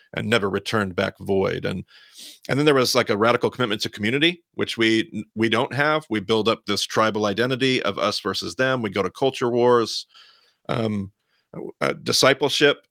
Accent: Southern Idaho, United States; I'm still from Southern Idaho

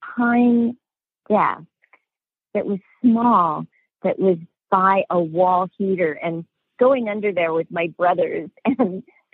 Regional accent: Los Angeles, California, United States; also born or lived in Iowa; one of the very first homes that I grew up in California. It's off of Topanga Canyon and in a place called Woodland Hills. And I grew up in this home.

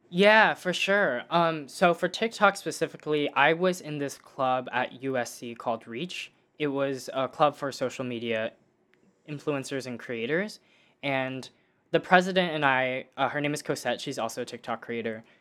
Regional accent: Dallas, Texas, United States; now in Los Angeles, United States; I grew up in Dallas, Texas

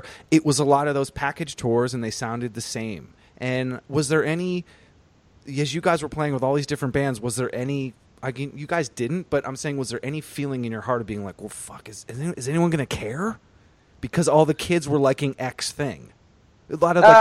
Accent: Vermont, United States; now in New York City, United States; I grew up in Vermont.

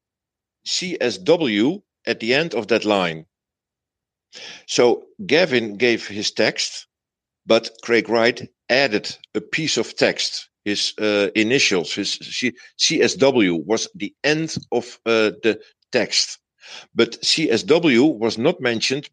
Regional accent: Netherlands; English is a second language; I'm from Holland, so English is not my native language.

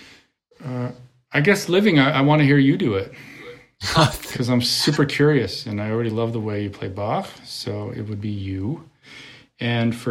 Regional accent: Connecticut, United States; moved away; also born or lived in New York / Europe; when I grew up in Connecticut

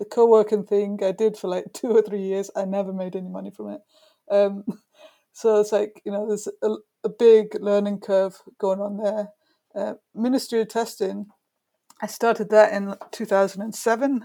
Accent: Brighton, South East England, United Kingdom; my hometown, Brighton, which isn't far from London

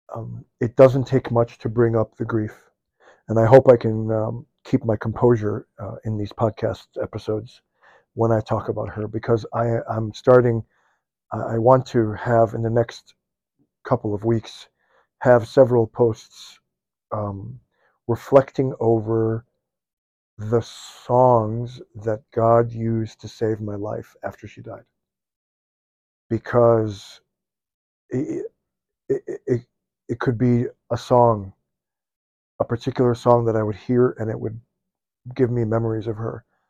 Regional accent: Midwest, United States; I'm born and raised in the Midwest

